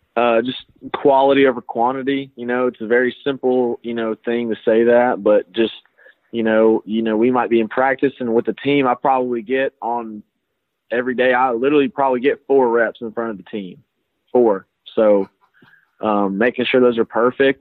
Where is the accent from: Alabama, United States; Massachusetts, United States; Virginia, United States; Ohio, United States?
Alabama, United States; I'm from Alabama